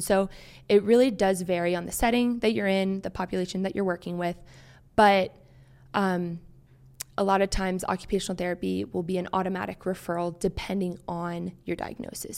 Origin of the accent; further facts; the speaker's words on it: Maryland, United States; moved away as an adult; also born or lived in Harrisonburg, Virginia; I grew up in Maryland.